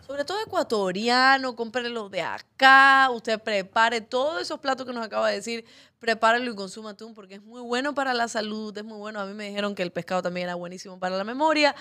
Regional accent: Cuba; now in Ecuador; que no tengo patria, porque soy cubana

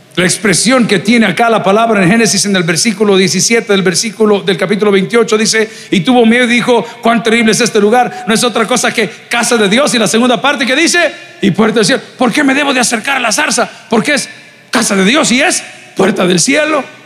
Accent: El Salvador; somos salvadoreños

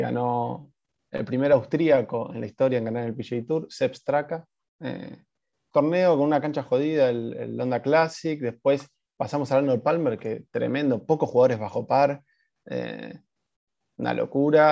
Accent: Argentina; y nosotros somos argentinos

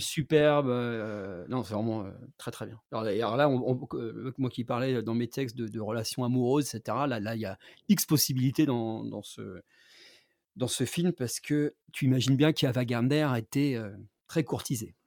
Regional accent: Rouen, Normandy, France; moved away as an adult; j'ai quitté Rouen quand j'avais 18 ans

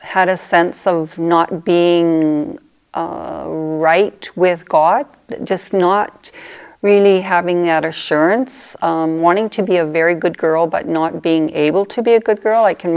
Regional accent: southern Saskatchewan, Canada; I grew up in southern Saskatchewan. I was a farm girl

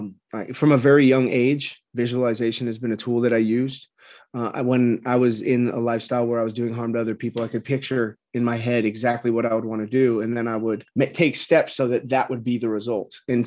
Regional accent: California, United States; So I grew up in Orange County, California. There's a lot of misconceptions about Orange County.

